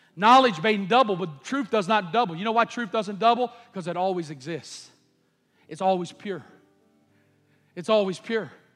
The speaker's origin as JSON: {"language": "English", "country": "United States", "said": "I'm an American"}